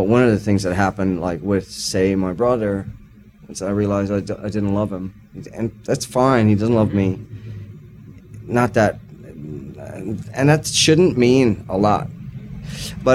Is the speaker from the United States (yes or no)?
no; Newfoundland and Labrador, Canada; I'm a Newfoundlander.